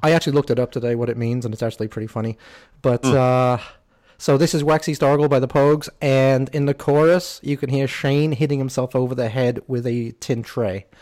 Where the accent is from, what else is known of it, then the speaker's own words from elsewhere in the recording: England, United Kingdom; as an English person here